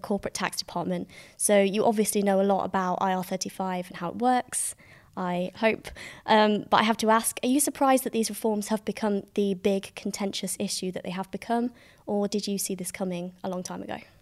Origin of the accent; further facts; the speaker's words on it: Staffordshire, West Midlands, United Kingdom; I come from Staffordshire